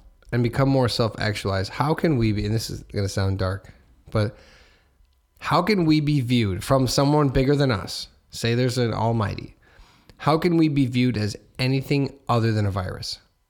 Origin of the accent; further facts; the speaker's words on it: Hammond, Indiana, United States; I'm from Hammond. So, like, the world used to be smaller.